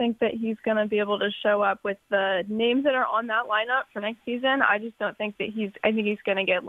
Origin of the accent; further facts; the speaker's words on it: San Diego, California, United States; You know, I'm from San Diego.